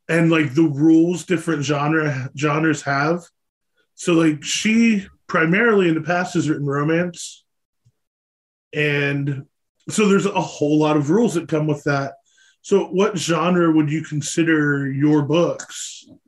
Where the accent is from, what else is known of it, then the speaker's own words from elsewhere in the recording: Pennsylvania, United States; i'm from pennsylvania i'm an east coast guy